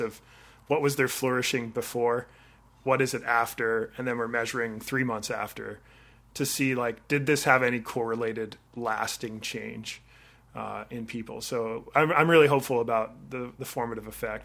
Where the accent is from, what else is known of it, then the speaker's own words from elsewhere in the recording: Victoria, British Columbia, Canada; also born or lived in Vancouver / Orlando, Florida; I grew up in Victoria, and I did my undergraduate in Vancouver